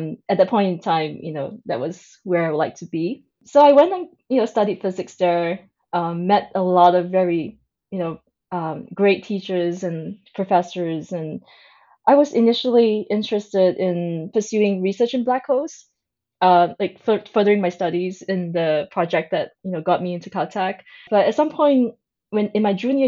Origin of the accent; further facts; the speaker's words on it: Singapore; I was born in Singapore. It is also where I grew up.